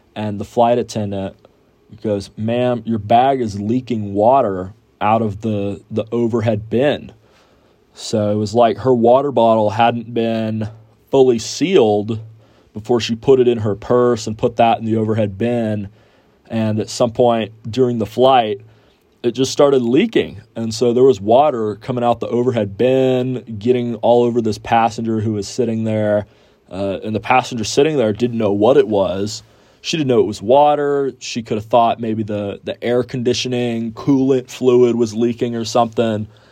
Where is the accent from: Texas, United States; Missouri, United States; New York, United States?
Texas, United States; Houston; moved away as an adult; now in San Angelo, United States; I am from Houston and I'm a student out here at Angelo State University